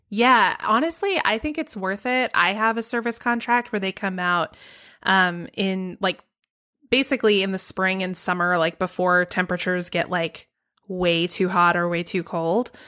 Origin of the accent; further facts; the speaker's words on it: Georgia, United States; my home state of Georgia